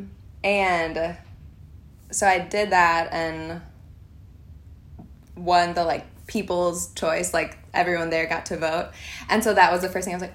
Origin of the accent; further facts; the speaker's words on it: Minnesota, United States; moved away as an adult; also born or lived in Nashville; I grew up in Minnesota and grew up on a small like hobby farm in Minnesota, and was there until I was 18